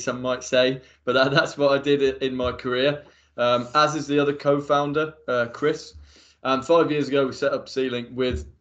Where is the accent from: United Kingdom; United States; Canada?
United Kingdom; Midlands; I'm from the Midlands